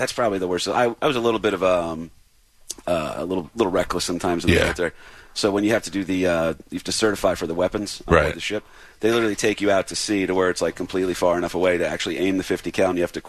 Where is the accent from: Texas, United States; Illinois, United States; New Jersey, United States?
New Jersey, United States; moved away as an adult; also born or lived in Jacksonville, Florida; I'm from Jersey originally.